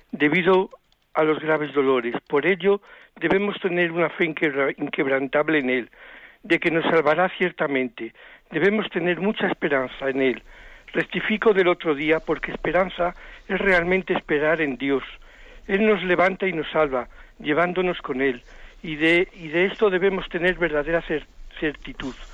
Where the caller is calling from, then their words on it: Zamora, Castile and León, Spain; de Zamora.